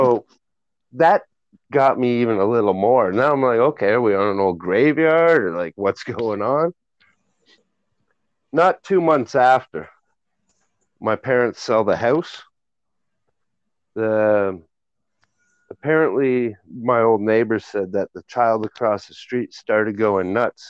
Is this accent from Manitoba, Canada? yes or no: no; Whitby, Ontario, Canada; I grew up in Whitby, and we would play down at the old Whitby Psych all the time